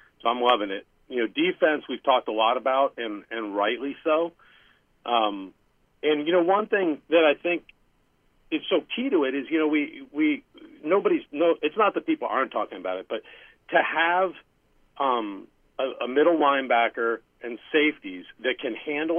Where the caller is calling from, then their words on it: Oakland, California, United States; out in Oakland, California.